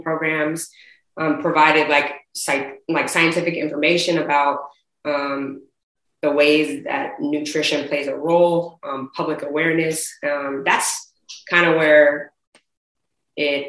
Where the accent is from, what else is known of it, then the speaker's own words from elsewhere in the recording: Bay Area, California, United States; also born or lived in Oakland; living and growing up in the Bay Area. You know, I spent a lot of my time in Oakland